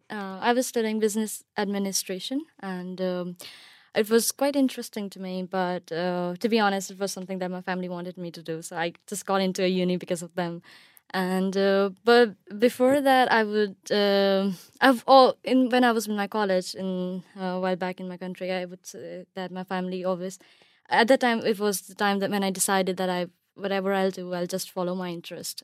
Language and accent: English; Pakistan; moved away as an adult; now in United Kingdom; I'm from Pakistan and, uh, I spent my whole life there and I was even born there.